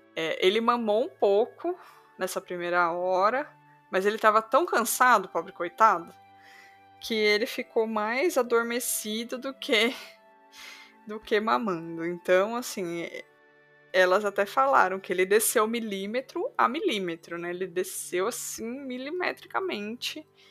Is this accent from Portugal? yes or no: no; Sorocaba, São Paulo, Brazil; eu sou de Sorocaba.